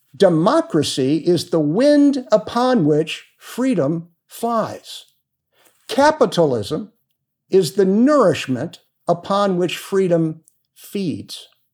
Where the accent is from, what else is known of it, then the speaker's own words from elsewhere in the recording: Cleveland, Ohio, United States; moved away as an adult; also born or lived in Cincinnati, Ohio / Springdale, Ohio / Phoenix, Arizona; now in Arizona, United States; I was born in Cleveland, earned a political science degree from Miami of Ohio, and my law degree from the University of Cincinnati